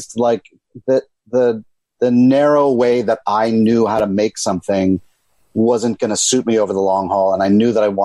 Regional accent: Chevy Chase, Maryland, United States; moved away as an adult; also born or lived in Boston, Massachusetts; now in New York City, United States; I grew up right outside of Washington, D.C. in Chevy Chase, Maryland

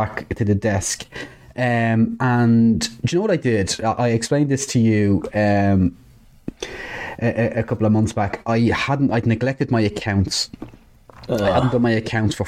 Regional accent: Dublin, Leinster, Ireland; I'm from Dublin.

